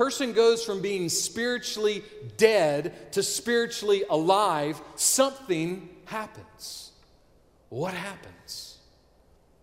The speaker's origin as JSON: {"language": "English", "town": "Augusta", "region": "Georgia", "country": "United States", "tie": "born or raised there", "said": "I was born on May 26, 1972, University Hospital, Augusta, Georgia."}